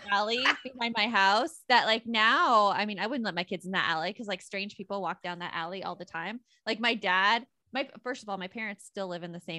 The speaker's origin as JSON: {"language": "English", "region": "Arizona", "country": "United States", "tie": "born or raised there", "said": "I did I grew up in Arizona."}